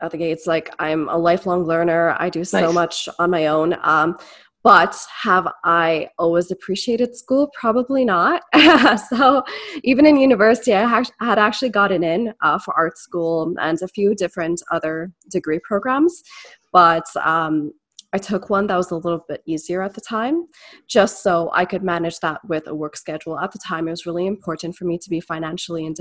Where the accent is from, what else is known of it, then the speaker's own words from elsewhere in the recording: Etobicoke, Malton, Brampton, Ontario, Canada; So I was born in Etobicoke. I was raised, I guess, between Moulton and then later Brampton, as well as Etobicoke